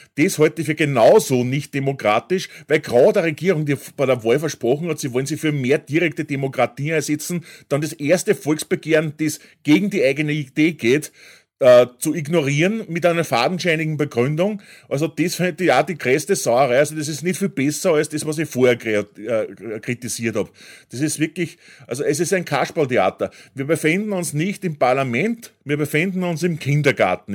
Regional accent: Austria

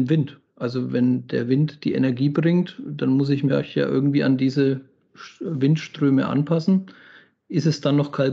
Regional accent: Southern Germany, Germany; Ich habe nur immer so als Landei und als, als äh, Süddeutscher den Gedanken

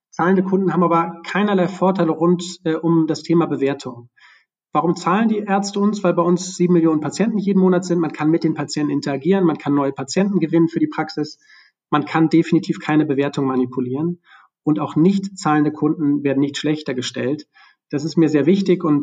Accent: Hamburg, Germany; also born or lived in Bremen; ich bin in Bremen geboren, in Hamburg groß geworden und mein Vater hat mich im Sinne eines ehrbaren hanseatischen Kaufmanns erzogen.

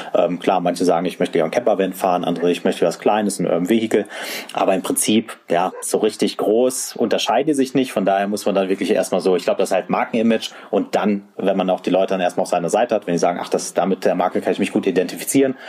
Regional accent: area south of Hannover, Lower Saxony, Germany; moved away; ich äh, bin ja eigentlich gebürtiger, fast schon Norddeutscher. Ich komme aus der Gegend äh, südlich von Hannover

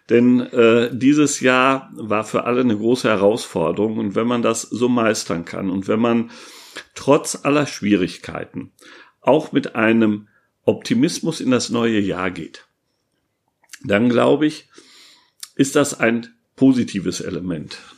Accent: Münster, North Rhine-Westphalia, Germany; die wir in Münster, in meiner Heimatstadt, durch die Weihnachtsmärkte sonst haben.

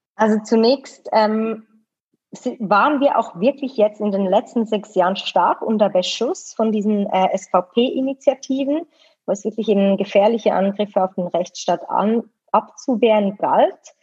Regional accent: Switzerland; bin hier in der Schweiz geboren, zufällig mit dem Schweizer Pass ausgestattet

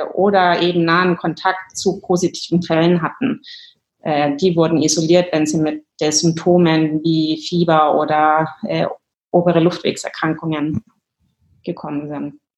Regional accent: Germany; moved away as an adult; also born or lived in England / Ireland; now in Stockholm, Sweden; komme ursprünglich aus Deutschland

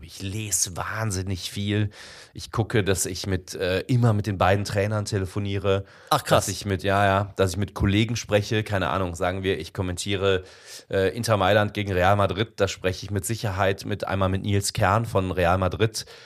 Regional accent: Bensberg, North Rhine-Westphalia, Germany; also born or lived in Indonesia / Cologne; ich komme ja aus dem Bergischen Land, aus Bensberg

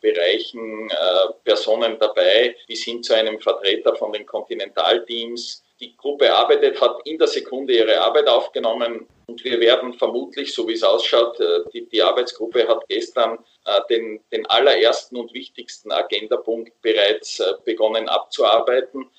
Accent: Austria; bei uns in Österreich

